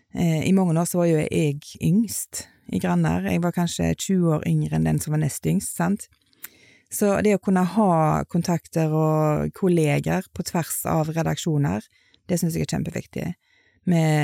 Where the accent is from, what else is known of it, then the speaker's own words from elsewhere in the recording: Etne, Vestland, Norway; jeg er oppvokst i Etne